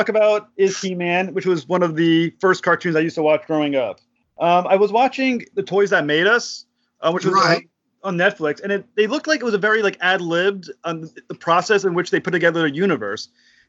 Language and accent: English; Rhode Island, United States; I'm from Rhode Island.